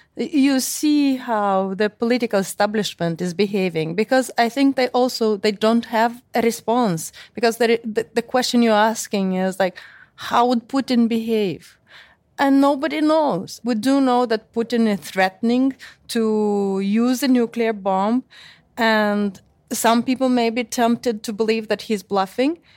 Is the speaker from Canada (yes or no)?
no; Chisinau, Moldova; moved away; I'm from Moldova, from Chisinau.